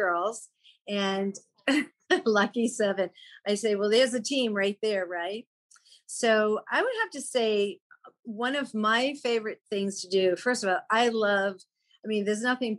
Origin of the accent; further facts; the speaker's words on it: East Coast, United States; moved away; also born or lived in Chicago; growing up on the East Coast and having a home in Maine, that was where we spent our summer.